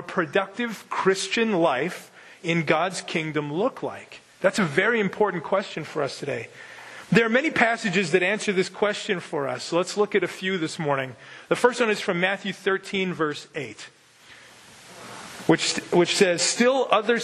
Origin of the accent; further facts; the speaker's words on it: Winkler, Manitoba, Canada; now in North Dakota, United States; I grew up in Winkler, Manitoba